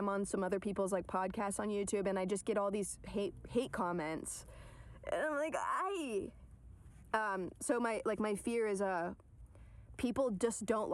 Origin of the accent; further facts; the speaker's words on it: Atlanta, Georgia, United States; also born or lived in New York; now in Los Angeles, United States; I'm from Atlanta